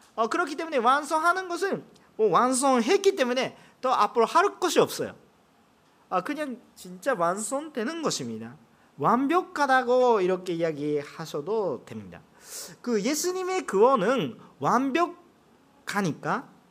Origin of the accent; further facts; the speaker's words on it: Japan; Korean is a second language; 제가 일본 사람이기